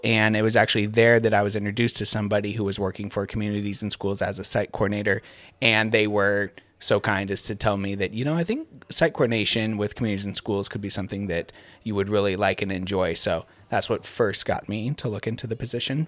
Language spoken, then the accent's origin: English; Gig Harbor, Washington, United States; I grew up here in Gig Harbor